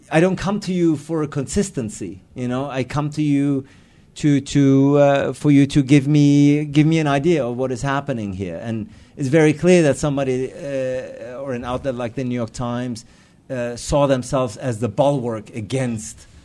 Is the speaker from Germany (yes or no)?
yes; Hamburg, Germany; Uh, I grew up in Hamburg, so so I played for them.